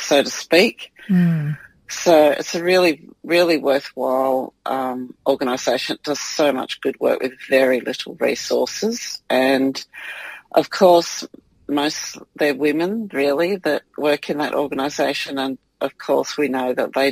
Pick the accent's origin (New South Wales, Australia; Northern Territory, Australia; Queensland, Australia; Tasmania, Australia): New South Wales, Australia; moved away; also born or lived in Victoria; I was born in New South Wales, but we were living in Victoria